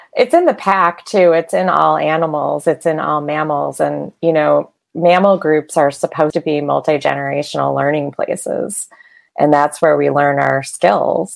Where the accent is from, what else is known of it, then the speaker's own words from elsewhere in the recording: outside of Detroit, Michigan, United States; I grew up in Michigan